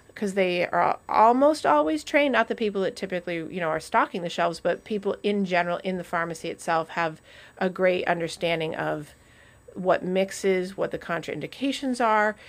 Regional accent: New England, United States; as a course of being New Englanders

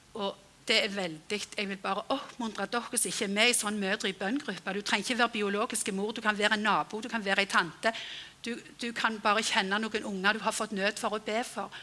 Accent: Frøyland, Rogaland, Norway; hjemme på Frøyland

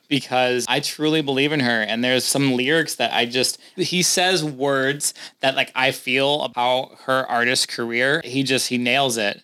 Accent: St. Louis, Missouri, United States; moved away as an adult; I'm from St. Louis.

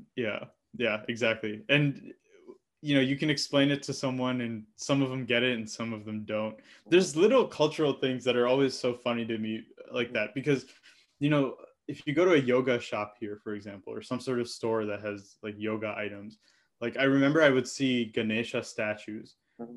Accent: Michigan, United States; me having grown up in a Telugu household as an Indian American

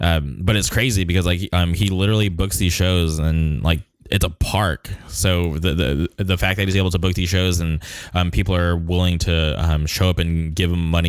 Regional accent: Palm Springs, California, United States; so I grew up in the Palm Springs area

